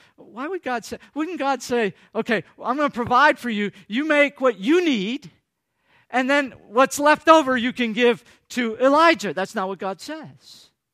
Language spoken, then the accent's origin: English; Michigan, United States; moved away; I come from Michigan